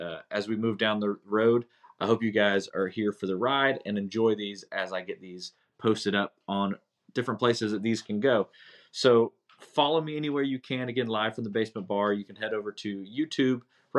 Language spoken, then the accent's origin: English; Hendersonville, North Carolina, United States; also born or lived in Bucks County, Pennsylvania; I was born in Bucks County, Pennsylvania. In 1979, so kind of give you an idea, I am 44 years old currently. At about 2 years, a year and a half after I was born, I moved to Hendersonville, North Carolina with my parents.